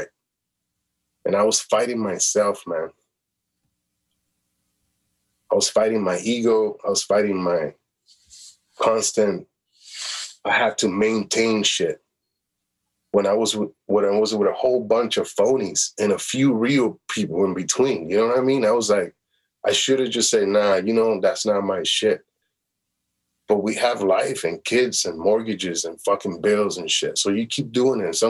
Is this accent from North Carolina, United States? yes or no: no; Chicago, Illinois, United States; moved away as an adult; also born or lived in Toronto, Canada; now in Los Angeles, United States; I was that kid from Chicago